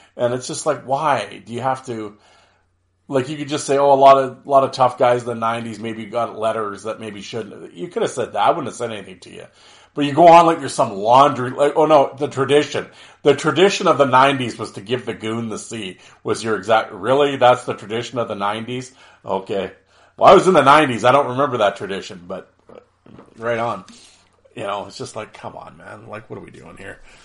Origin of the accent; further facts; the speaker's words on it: Canada; I'm Canadian